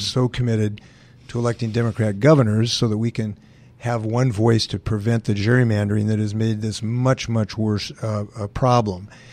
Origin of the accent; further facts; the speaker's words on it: Western Washington, United States; also born or lived in Bainbridge Island; Trudy and I grew up in Western Washington